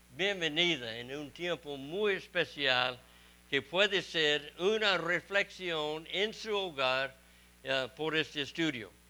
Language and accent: Spanish; Texas, United States; also born or lived in Mexico; soy de Texas y estoy en Mississippi